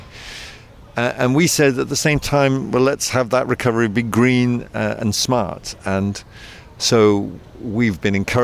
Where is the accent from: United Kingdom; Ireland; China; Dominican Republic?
United Kingdom; accent: British; moved away; as you can tell by my accent, I'm of British origin